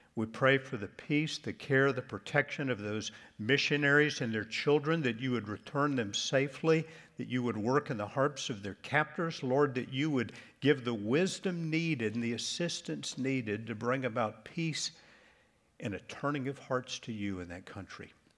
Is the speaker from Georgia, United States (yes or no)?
no; Charlotte, North Carolina, United States; moved away; I grew up in Charlotte.